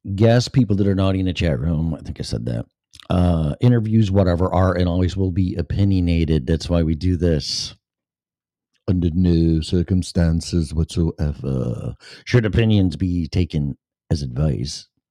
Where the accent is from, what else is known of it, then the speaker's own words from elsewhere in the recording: Chicago, Illinois, United States; moved away as an adult; now in Florida, United States; I'm from Chicago, and I grew up with Chicago radio. And, uh, ever since I was a little kid. And teenage, and twenties, and thirties, and forties, and then I left the age of fifty-two.